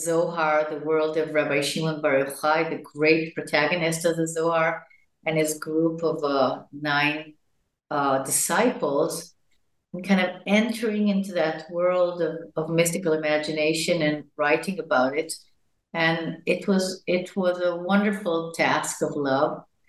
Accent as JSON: {"language": "English", "town": "Jerusalem", "region": "Jerusalem District", "country": "Israel", "tie": "born there", "said": "I was born in Jerusalem to parents that came from the United States in the 40s to Palestine, to then Palestine as Zionists."}